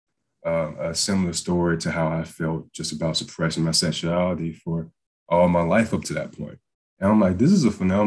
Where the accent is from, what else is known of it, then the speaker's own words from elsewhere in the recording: Waynesboro, Georgia, United States; moved away as an adult; also born or lived in Valdosta, Georgia; I'm from Waynesboro, Georgia, very, very, very small town